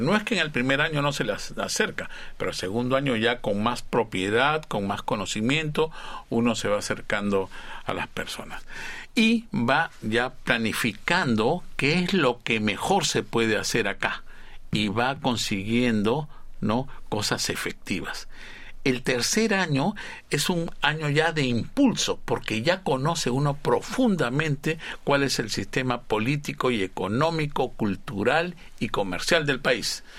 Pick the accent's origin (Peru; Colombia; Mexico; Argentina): Peru; moved away as an adult; now in South Korea; en mi país